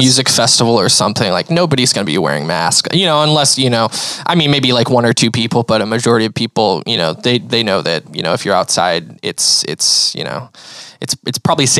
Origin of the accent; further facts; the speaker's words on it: Yelm, Washington, United States; I'm from Yelm, the land of roundabouts.